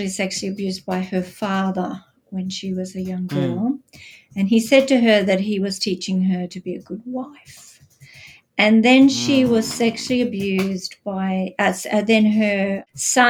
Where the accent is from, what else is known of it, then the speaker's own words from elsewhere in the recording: Australia; accent: Australian; I'm Australian, as you can probably tell by my accent. Gives me away every time. I live outside Melbourne in Australia.